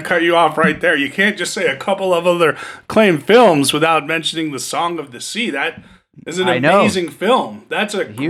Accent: New Jersey, United States; But I'm from Jersey, so we could just be like, Bro Shannon, come here.

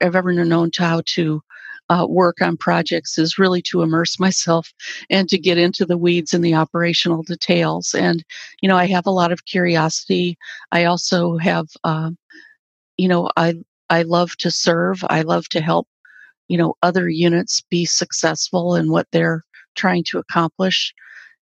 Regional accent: South Dakota, United States; also born or lived in Southern California; now in New York City, United States; in South Dakota, where I grew up on a farm.

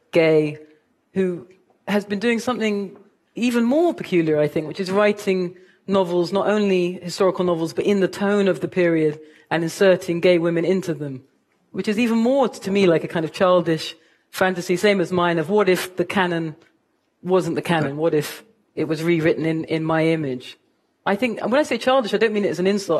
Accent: London, United Kingdom; moved away as an adult; now in United States; I am a mixed race woman from Kilburn

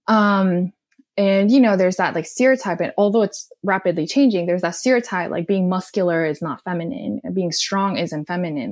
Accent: South Korea; English is a second language; moved away as an adult; also born or lived in Austin, Texas / Delaware; now in Los Angeles, United States; I was born and raised in South Korea

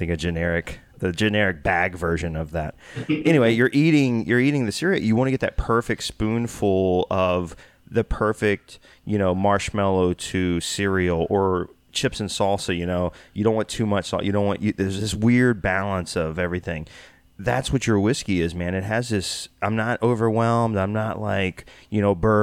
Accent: Texas, United States; I'm from Texas

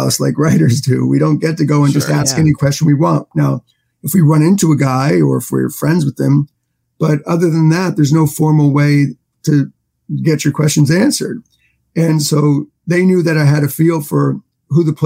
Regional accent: New York City, New York, United States; I grew up in Manhattan

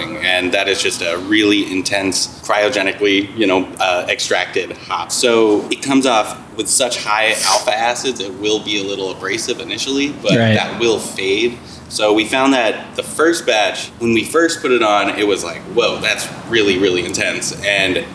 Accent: New York City, New York, United States; moved away; I grew up in New York City

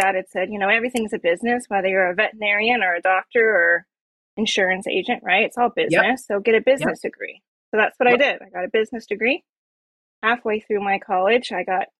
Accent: Mount Vernon, Ohio, United States; I'm from Mount Vernon, Ohio. That's where I'm at right now

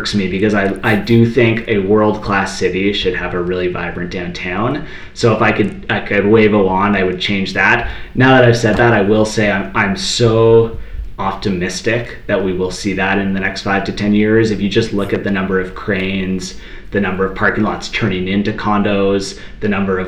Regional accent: Toronto, Ontario, Canada; now in Calgary, Canada; I'm from Toronto. I moved out to Calgary

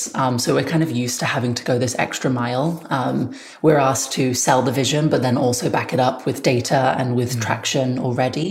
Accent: United Kingdom; now in United States; As a British person

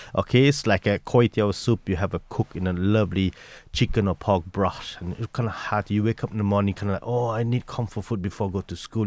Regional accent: Taiping, Perak, Malaysia; moved away as an adult; also born or lived in Kuala Lumpur, Malaysia; now in Leitrim, Ireland; so I moved from my Taiping, my hometown Taiping to the city, eh, in Kuala Lumpur at the age of fifteen

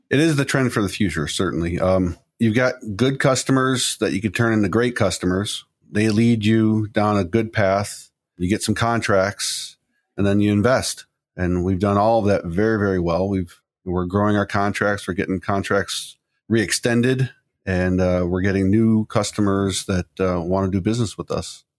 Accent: Chicago, Illinois, United States; moved away as an adult; now in Pittsburgh, United States; I come from Chicago, and there's a laundry list of employees that that have, I used to work

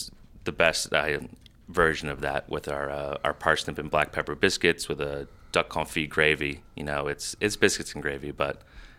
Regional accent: Iowa, United States; also born or lived in Boston; so we grilled a lot in the summers growing up in Iowa as well as Boston

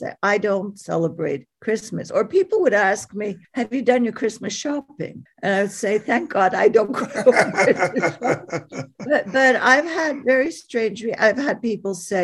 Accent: Montreal, Quebec, Canada; now in Lethbridge, Canada; I'm from Montreal

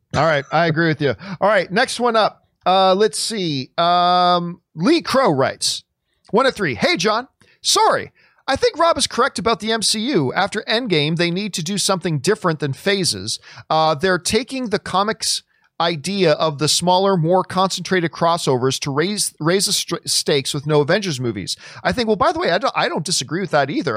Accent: Canada; I'm Canadian

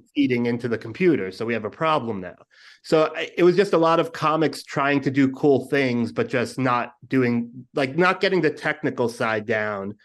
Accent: New York City, New York, United States; moved away as an adult; born and raised Brooklyn, and then, uh, two years ago, I took the dive and came to this, uh, cesspool

